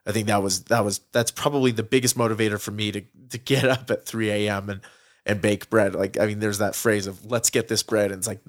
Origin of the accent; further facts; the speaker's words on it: Utah, United States; I mean, growing up outside of Utah for a couple of years, for about half my life, we've always come back here to Utah, to visit my grandparents who were here and everything.